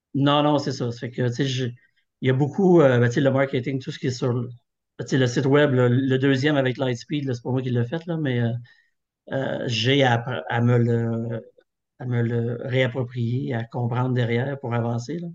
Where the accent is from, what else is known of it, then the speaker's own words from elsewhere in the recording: Thetford Mines, Quebec, Canada; je suis originaire de Thetford